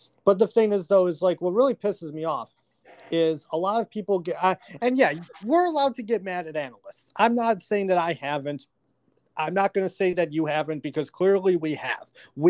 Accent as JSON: {"language": "English", "town": "Buffalo", "region": "New York", "country": "United States", "tie": "born or raised there", "said": "growing up in Buffalo"}